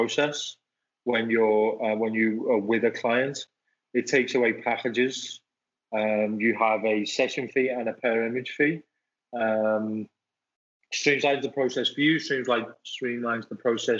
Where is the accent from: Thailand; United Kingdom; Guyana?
United Kingdom; Liverpool, North West England; moved away as an adult; now in Arizona, United States; I grew up in England, and in England, I used to sell cars